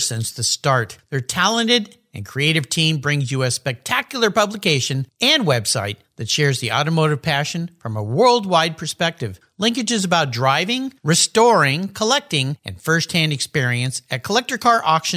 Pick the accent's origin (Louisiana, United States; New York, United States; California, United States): California, United States; San Diego; now in Pacific Northwest, United States; As a kid, I grew up down in the San Diego area